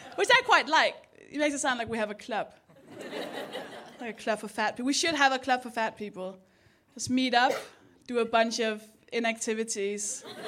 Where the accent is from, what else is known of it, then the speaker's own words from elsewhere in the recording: Denmark; accent: Danish; English is a second language; moved away; I'm from Denmark. That's the accent.